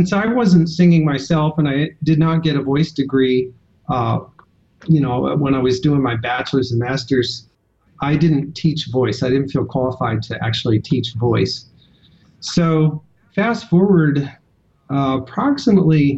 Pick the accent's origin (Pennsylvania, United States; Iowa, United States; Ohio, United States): Iowa, United States; Western; I grew up in Western Iowa in a rural school district.